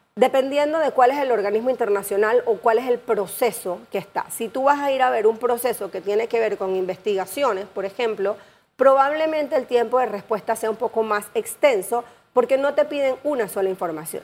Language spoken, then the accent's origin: Spanish; Panama; todos como panameños